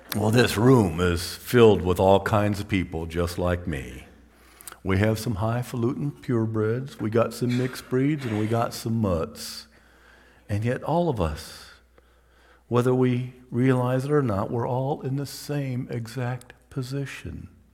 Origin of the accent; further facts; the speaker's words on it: Toledo, Ohio, United States; I grew up in Toledo, which is on the edge of Lake Erie, Great Lake